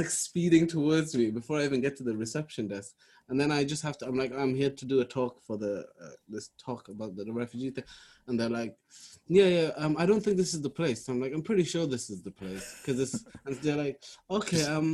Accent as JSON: {"language": "English", "area": "Welsh", "region": "Wales", "country": "United Kingdom", "said": "Welsh Somali comedian, Somali Welsh comedian."}